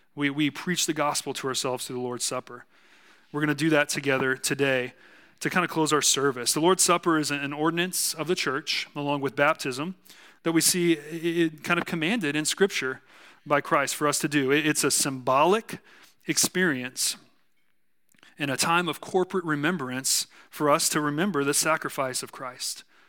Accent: South Texas, United States; accent: southern; I'm from South Texas

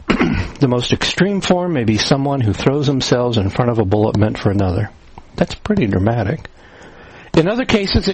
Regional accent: New Castle, Indiana, United States; also born or lived in Cleveland, Ohio; now in Orwell, Pennsylvania, United States; I grew up in Newcastle, Indiana, the home of the world's largest high school field house

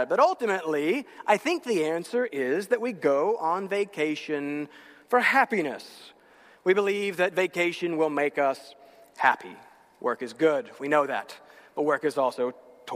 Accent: North Carolina, United States; moved away; I'm from North Carolina

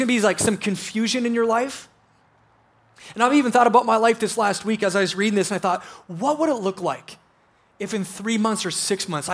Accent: South Dakota, United States; I grew up in South Dakota

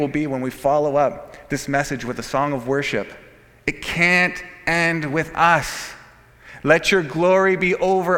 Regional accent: Canada

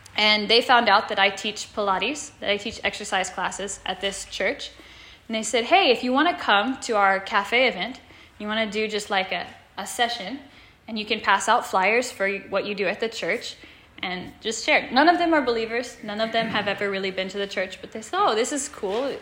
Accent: Stafford, United States; moved away as an adult; now in Tokyo, Japan; I'm from Stafford, from west of here, but I've lived in Japan for the last four years now.

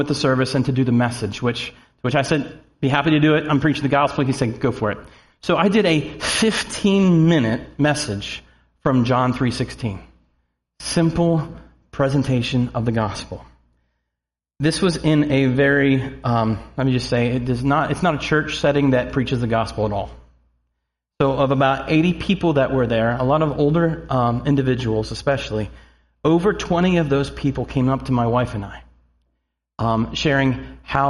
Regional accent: Snyder County, Pennsylvania, United States; also born or lived in Harrisburg, Pennsylvania; now in Mechanicsburg, United States; I was born in Harrisburg and lived in Mechanicsburg for a couple of months before my family moved back up into Snyder County

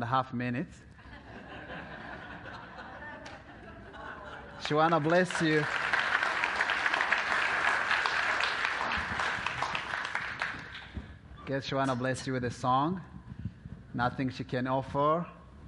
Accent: DR Congo; moved away; also born or lived in Burundi; I was born in Congo, Africa, Central East of Africa.

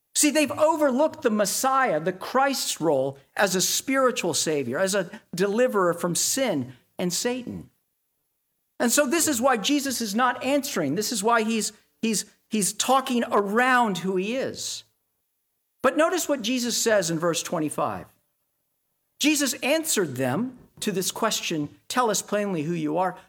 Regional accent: Dallas, Texas, United States; moved away; I grew up in Tornado Alley in Dallas

